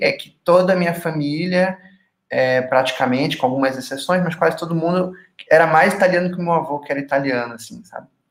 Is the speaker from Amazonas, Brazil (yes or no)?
yes; Manaus, Amazonas, Brazil; moved away as an adult; now in Curitiba, Brazil; Eu sou nascido e criado em Manaus, mas ali aos 18 anos eu me mudei para Curitiba